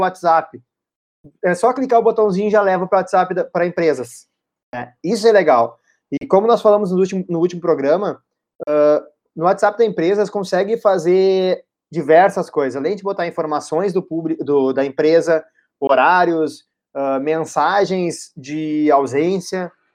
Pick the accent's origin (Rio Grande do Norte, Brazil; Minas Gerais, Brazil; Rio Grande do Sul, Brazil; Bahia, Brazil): Rio Grande do Sul, Brazil; Porto Alegre; nós somos de Porto Alegre